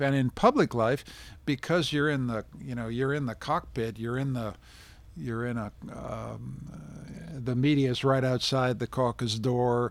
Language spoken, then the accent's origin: English; Canada; being a Canadian